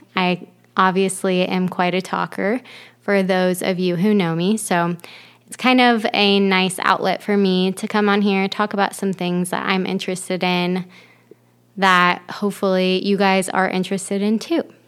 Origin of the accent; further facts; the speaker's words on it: Ohio, United States; moved away as an adult; also born or lived in Florida; now in Michigan, United States; I am from Ohio originally, but I've moved around quite a bit. I lived in Florida for seven years after um, growing up in Ohio